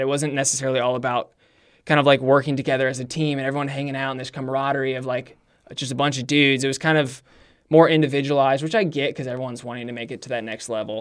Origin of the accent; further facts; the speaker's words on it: Brownsburg, Indiana, United States; I grew up in Brownsburg, Indiana. Um, basically born and raised there, lived in the same house for twenty-six